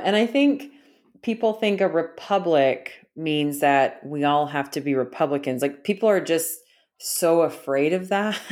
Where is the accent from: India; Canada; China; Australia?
Canada; moved away; I was schooled that same way 'cause I grew up in Canada